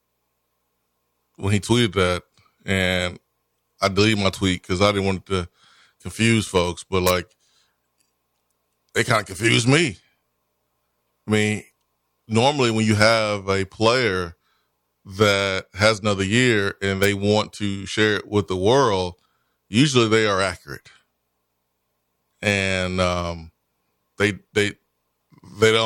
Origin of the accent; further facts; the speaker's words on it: Tennessee, United States; It's a great day for be from Tennessee